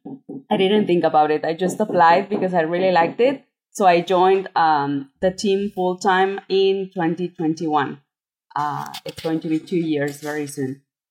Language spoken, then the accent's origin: English; Mexico; also born or lived in Japan; I am from Mexico